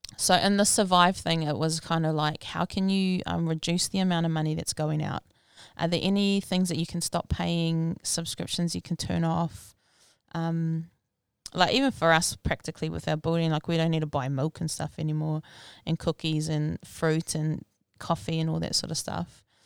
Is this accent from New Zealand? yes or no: yes; Rotorua, Bay of Plenty, New Zealand; I was born and raised in Rotorua back in nineteen eighty